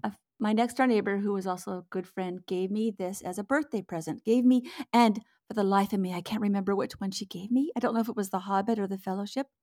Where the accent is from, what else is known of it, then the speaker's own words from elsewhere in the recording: West Coast, United States; now in Minnesota, United States; I'm actually from the West Coast.